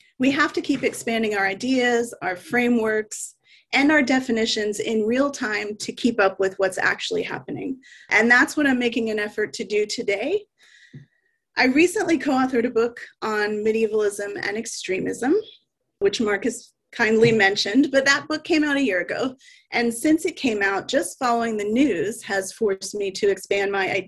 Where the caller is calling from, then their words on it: Vancouver, British Columbia, Canada; I want to start with an acknowledgement that I'm joining you from Vancouver, Canada, which is the traditional, ancestral, and unceded territory of the Coast Salish peoples